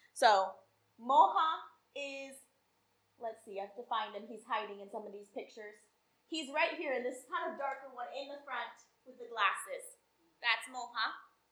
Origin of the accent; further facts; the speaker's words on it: Salem, Oregon, United States; I grew up in Salem, Oregon